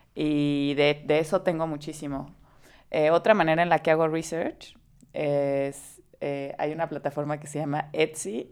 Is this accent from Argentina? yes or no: no; Veracruz, Mexico; crecí en Veracruz